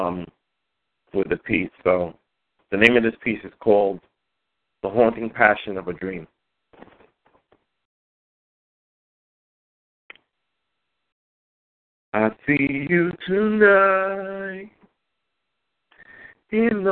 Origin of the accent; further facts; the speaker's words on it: New York City, New York, United States; I was born in Queens, Jamaica. Queens